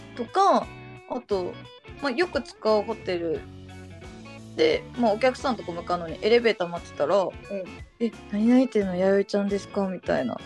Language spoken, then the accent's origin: Japanese; Kansai, Japan; accent: Kansai-ben; 関西弁は絶対に喋らんかった